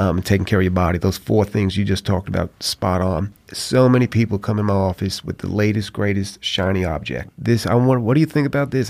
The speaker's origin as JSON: {"language": "English", "region": "New York", "country": "United States", "tie": "born or raised there", "also_born_or_lived": "Atlanta", "moved": "as an adult", "lives_now": "Mobile, United States", "said": "growing up in New York"}